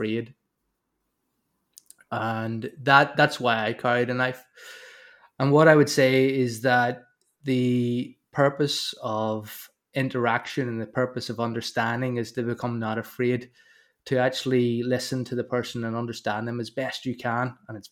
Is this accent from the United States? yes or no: no; Northern Ireland, United Kingdom; growing up in Northern Ireland